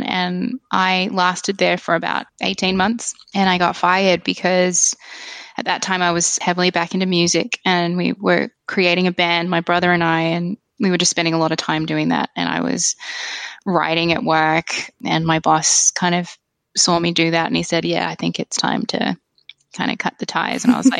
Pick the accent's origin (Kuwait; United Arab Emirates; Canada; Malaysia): Kuwait; especially when I was growing up in Kuwait, because it was still such a new, I guess, country, there was so little there.